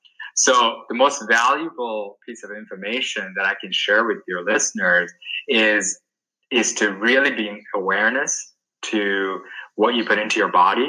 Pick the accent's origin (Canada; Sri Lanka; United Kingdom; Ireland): Sri Lanka; moved away; I grew up back in Sri Lanka